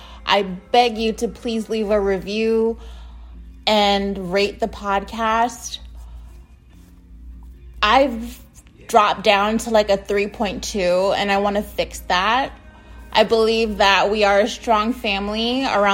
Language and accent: English; United States; I'm from the United States